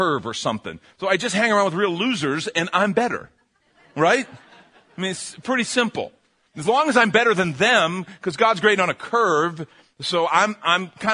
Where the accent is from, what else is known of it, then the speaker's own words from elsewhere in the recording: Chicago, Illinois, United States; I grew up in Chicago.